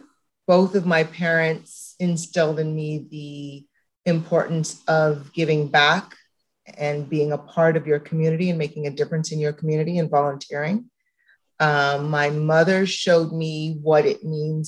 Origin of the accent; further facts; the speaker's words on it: Toronto, Ontario, Canada; I grew up in the Don Mills area.